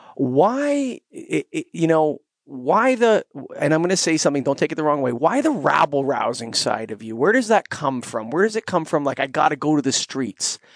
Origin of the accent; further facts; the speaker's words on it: Canada; I'm Canadian